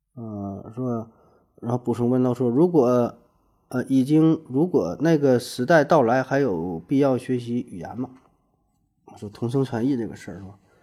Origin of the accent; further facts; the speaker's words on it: Northeast China, China; accent: Northeastern (Dongbei); 我说话带东北口音